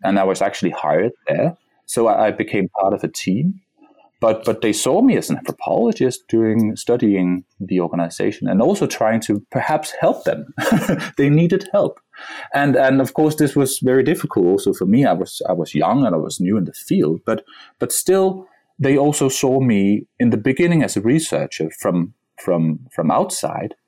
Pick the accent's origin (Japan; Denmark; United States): Denmark; my, my, my home country